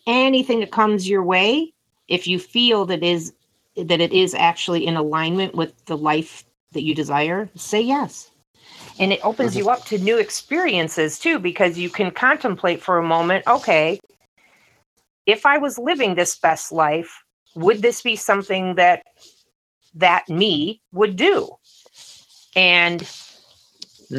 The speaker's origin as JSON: {"language": "English", "region": "Michigan", "country": "United States", "said": "I'm from Michigan in the US"}